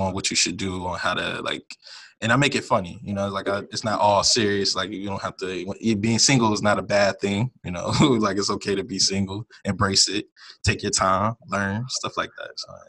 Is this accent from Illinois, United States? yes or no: no; Virginia, United States; moved away as an adult; now in Dallas, United States; am 28. Start off with that. That's a good starter. I am from Virginia, but I just moved to Dallas for work.